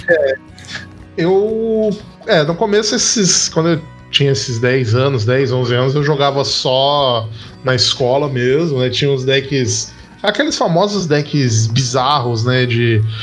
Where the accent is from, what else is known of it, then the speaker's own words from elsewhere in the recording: Baixada Santista, São Paulo, Brazil; eu sou da Baixada Santista.